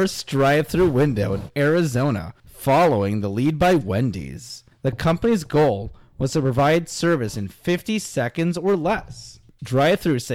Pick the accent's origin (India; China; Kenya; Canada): Canada; now in Orlando, United States; growing up in Canada